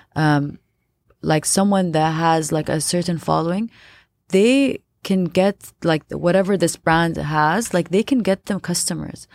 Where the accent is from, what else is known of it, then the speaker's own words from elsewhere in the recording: Abu Dhabi, United Arab Emirates; I was born and raised in Abu Dhabi.